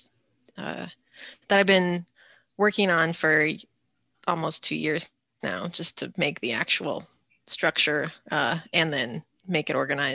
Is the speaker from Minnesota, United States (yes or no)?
no; California, United States; moved away as an adult; also born or lived in Boston area, Massachusetts; I grew up in California in like a small rural town of about 1,000 people. It's about an hour from Silicon Valley in San Francisco.